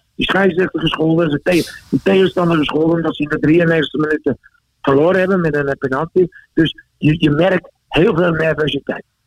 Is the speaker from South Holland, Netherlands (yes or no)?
yes; Rotterdam, South Holland, Netherlands; moved away as an adult; now in Austria; ik ben in Rotterdam geboren